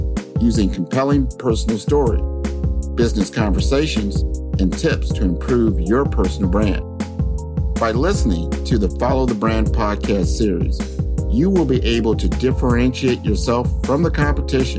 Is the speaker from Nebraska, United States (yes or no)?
yes; Omaha, Nebraska, United States; born or raised there; now in Miami, United States